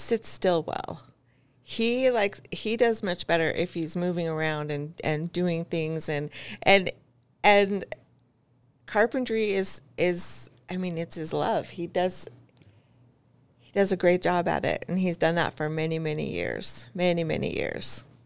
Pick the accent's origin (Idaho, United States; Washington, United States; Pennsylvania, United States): Idaho, United States; Eagle; I grew up in Eagle